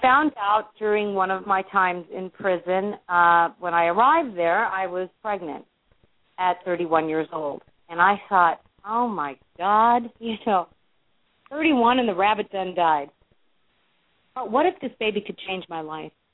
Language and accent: English; Los Angeles, California, United States; growing up in the Hollywood Hills